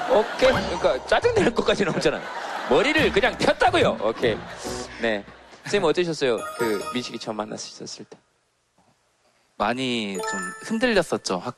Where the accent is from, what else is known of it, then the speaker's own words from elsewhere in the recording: Suncheon, South Jeolla, South Korea; also born or lived in Goheung; 네, 순천에서. 전남 순천에서 왔어요.